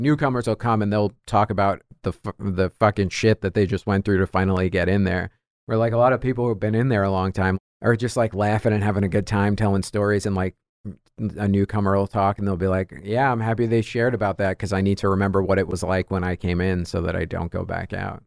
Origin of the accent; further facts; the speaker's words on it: New York, United States; I'm Irish, I'm New York guy